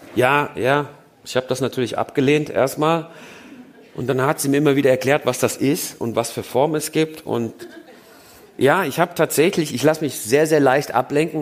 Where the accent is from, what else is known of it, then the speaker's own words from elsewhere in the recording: Germany; first language German; moved away as an adult; now in Switzerland; mein Vater hat meinem Bruder und mir nicht zugetraut, zweisprachig aufzuwachsen. Das glaubte er, das funktioniert nicht. Also war er der Meinung, wir fangen erstmal mit der deutschen Sprache